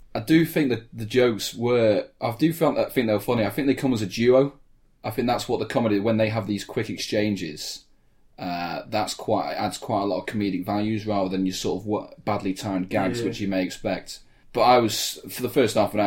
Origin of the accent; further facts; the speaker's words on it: England, United Kingdom; we're English